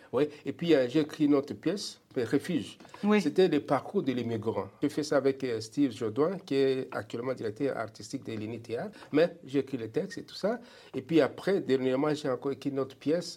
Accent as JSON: {"language": "French", "country": "DR Congo", "moved": "as an adult", "lives_now": "Alberta, Canada", "said": "Je suis parti de la République démocratique du Congo"}